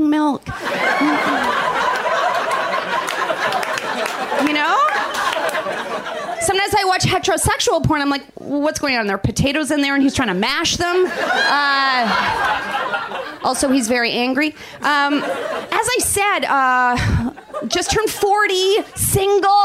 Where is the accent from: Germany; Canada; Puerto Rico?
Canada; moved away; I'm from Canada originally